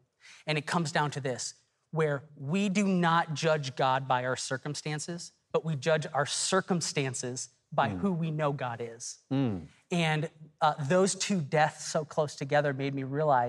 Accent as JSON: {"language": "English", "region": "Texas", "country": "United States", "said": "I'm from Texas"}